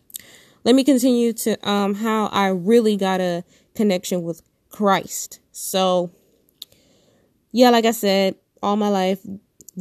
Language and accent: English; Detroit, Michigan, United States; I'm born and raised in Detroit, Michigan